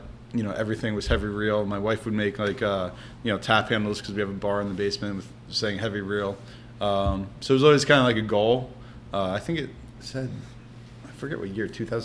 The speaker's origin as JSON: {"language": "English", "region": "New Jersey", "country": "United States", "tie": "born or raised there", "said": "I grew up in North Jersey"}